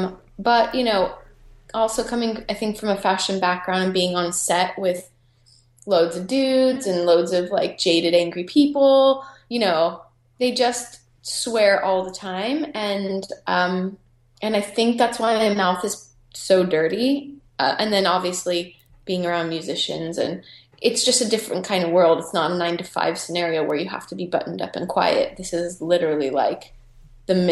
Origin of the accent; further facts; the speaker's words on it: United States; moved away; I'm American